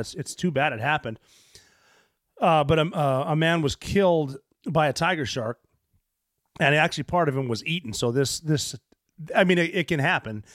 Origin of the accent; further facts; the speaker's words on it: Montana, United States; moved away; I grew up in Montana